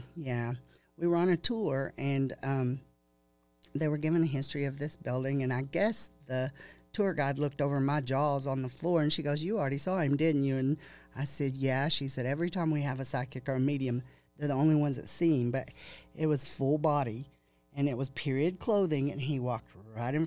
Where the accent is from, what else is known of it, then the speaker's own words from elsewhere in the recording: the Bible Belt, Texas, United States; growing up in the Bible Belt here